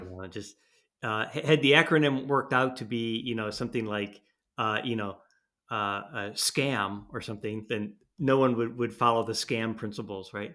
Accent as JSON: {"language": "English", "country": "United States", "moved": "yes", "lives_now": "Europe", "said": "I'm an American"}